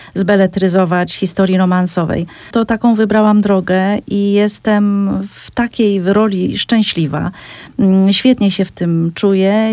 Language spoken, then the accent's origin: Polish; Cieszyn Silesia, Silesian Voivodeship, Poland; ja w samej Wiśle nie mieszkam wprawdzie, ale mówiąc u nas mam na mhm. myśli Śląsk Cieszyński